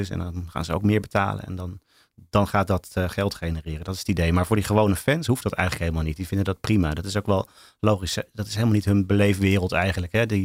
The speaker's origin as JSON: {"language": "Dutch", "town": "Rotterdam", "region": "South Holland", "country": "Netherlands", "tie": "born there", "said": "Ik ben notabene geboren in Rotterdam. Maar dat was oh. omdat het ziekenhuis uh, dichtbij was vanuit Hellevoetsluis, waar mijn ouders toen woonden."}